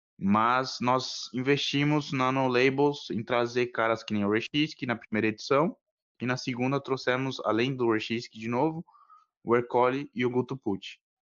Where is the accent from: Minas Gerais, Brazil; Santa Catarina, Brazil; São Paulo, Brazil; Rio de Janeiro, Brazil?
São Paulo, Brazil; sou aqui de São Paulo